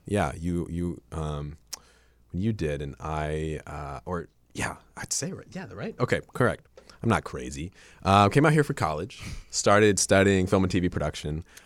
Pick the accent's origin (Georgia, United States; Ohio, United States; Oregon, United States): Ohio, United States; also born or lived in Japan; I'm from Ohio